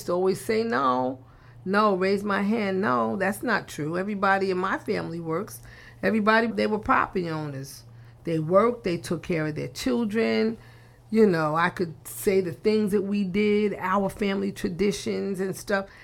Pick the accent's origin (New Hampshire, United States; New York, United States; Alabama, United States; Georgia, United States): New York, United States; New York City; growing up in Sandy Ground